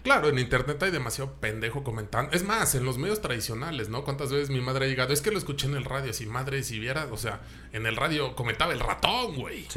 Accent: Mexico; como mexicanos

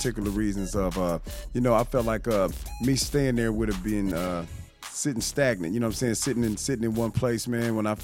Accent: Kansas City, Missouri, United States; I hail from Kansas City, Missouri

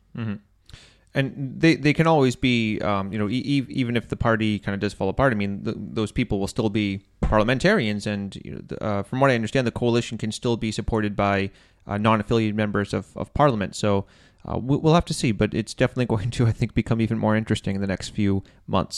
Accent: Maine, United States; moved away; from my hometown

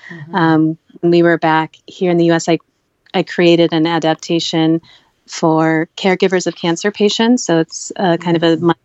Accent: United States; also born or lived in Kerala, India; growing up in America, I I faced prejudice

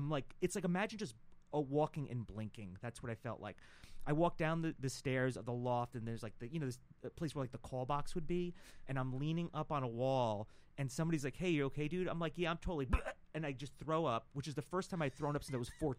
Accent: New York, United States; I'm from New York

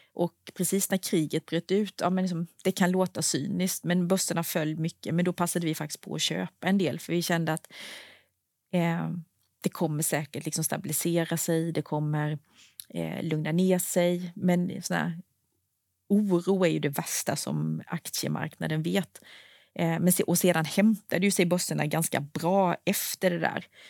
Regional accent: Anderstorp, Jönköping County, Sweden; moved away; jag bor ju inte i Småland längre, men jag är uppvuxen där

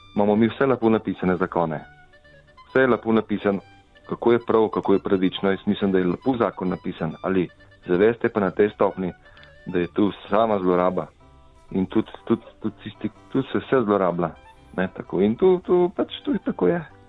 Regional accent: Slovenia; vsi smo Slovenci

